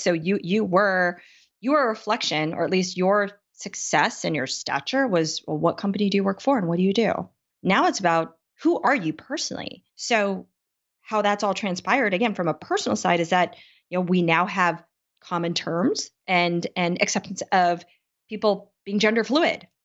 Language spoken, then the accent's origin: English; United States; Being Asian American